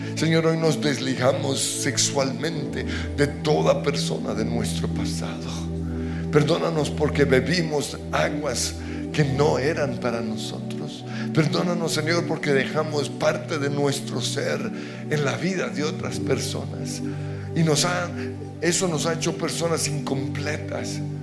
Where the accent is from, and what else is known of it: Colombia